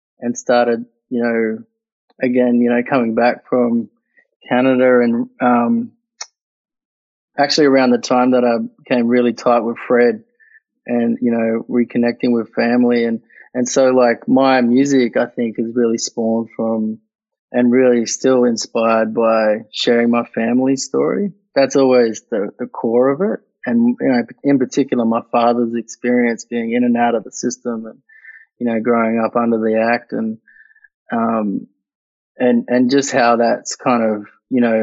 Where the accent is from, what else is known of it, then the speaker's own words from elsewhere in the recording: Katherine, Northern Territory, Australia; moved away; also born or lived in Queensland; I really cherished my years growing up in the territory, but, the racism there in Katherine